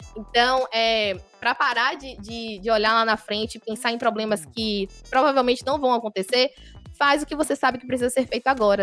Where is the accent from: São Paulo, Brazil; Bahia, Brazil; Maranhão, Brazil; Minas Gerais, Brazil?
Bahia, Brazil; Feira de Santana; Sou natural de Feira de Santana, sou baiana